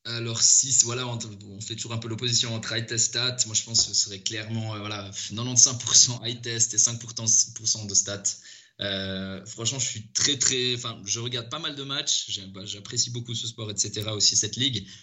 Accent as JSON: {"language": "French", "region": "Valais", "country": "Switzerland", "said": "je viens du, du Valais, donc je supportais le, le FC Sion."}